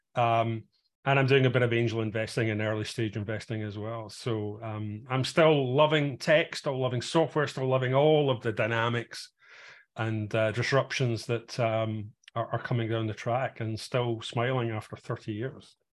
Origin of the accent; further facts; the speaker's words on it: Glasgow, Scotland, United Kingdom; moved away as an adult; also born or lived in south of England, an hour north of London; now in England, United Kingdom; I'm originally from Glasgow